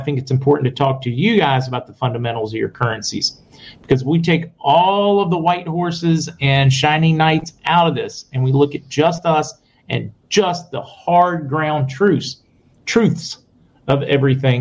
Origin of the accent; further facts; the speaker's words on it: Pittsburgh, Pennsylvania, United States; I'm from Pittsburgh